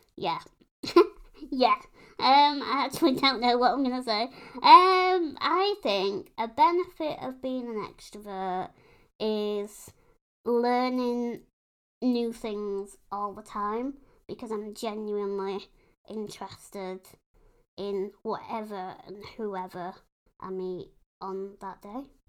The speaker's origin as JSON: {"language": "English", "country": "United Kingdom", "said": "we're British."}